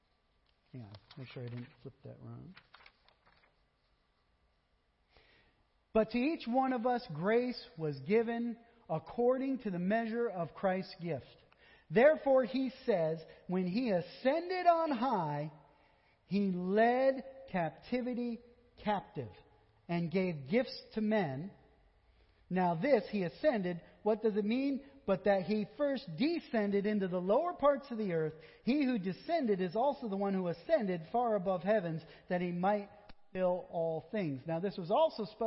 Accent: Vermont, United States; I am from Vermont

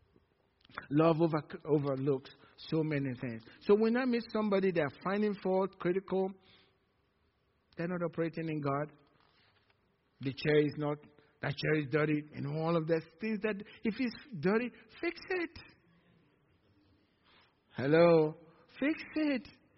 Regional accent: Nigeria; moved away; From Nigeria

